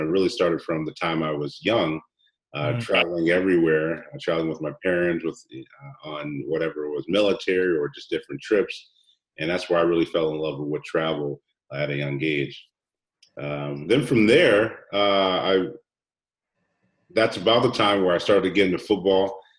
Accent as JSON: {"language": "English", "region": "Hawaii", "country": "United States", "tie": "born there", "also_born_or_lived": "Germany / Seattle, United States", "said": "I was born in Hawaii, and so I lived in Hawaii 4 years. He was in the Army, and then 4.5 years later, we moved to Germany."}